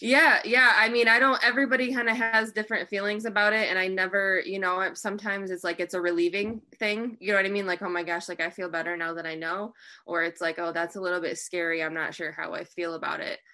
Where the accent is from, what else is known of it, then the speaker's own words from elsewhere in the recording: Michigan, United States; I'm from Michigan.